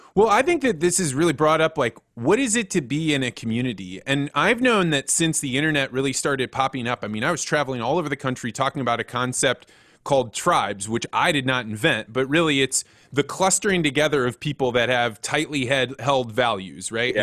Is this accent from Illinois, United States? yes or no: yes; Central Illinois, United States; I grew up in Central Illinois